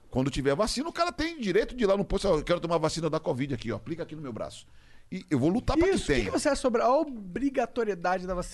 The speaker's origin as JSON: {"language": "Portuguese", "region": "Rio de Janeiro", "country": "Brazil", "said": "Sou carioca."}